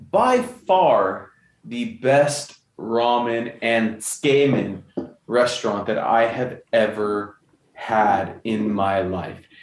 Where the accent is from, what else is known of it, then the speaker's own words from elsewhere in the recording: California, United States; moved away as an adult; also born or lived in Kamiichi, Toyama, Japan; We're from California.